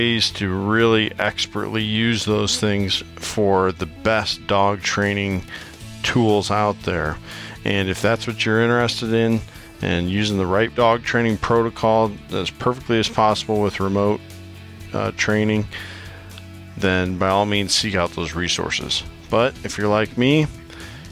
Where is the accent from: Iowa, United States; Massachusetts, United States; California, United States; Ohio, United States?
Iowa, United States; my home state of Iowa